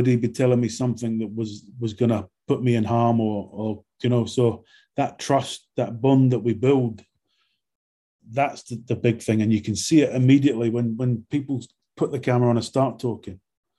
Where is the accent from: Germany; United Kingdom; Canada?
United Kingdom; London; accent: London; also born or lived in Scotland; I grew up in London in my sort of teen years, so I went to school in London.